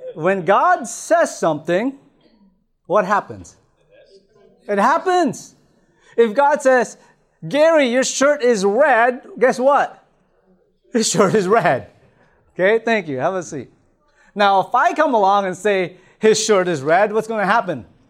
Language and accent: English; Toronto, Ontario, Canada; moved away; I remember being back in Toronto, I grew up in Toronto